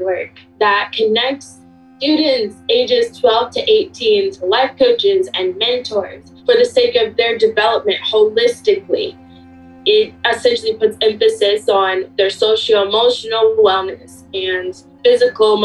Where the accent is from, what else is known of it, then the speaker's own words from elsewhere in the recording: Washington, District of Columbia, United States; I'm originally from Washington, D.C., now about 15 minutes outside of it